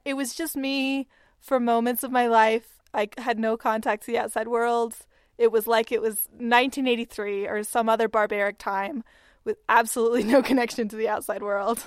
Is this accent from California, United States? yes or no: no; Texas, United States; we're from Texas